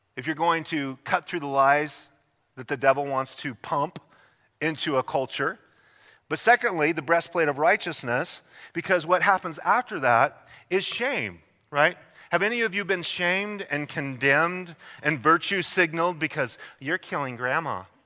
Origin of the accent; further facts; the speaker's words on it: Idaho, United States; moved away; I'm from Idaho